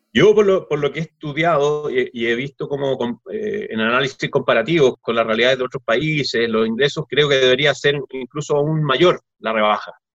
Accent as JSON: {"language": "Spanish", "country": "Chile", "said": "somos todos chilenos"}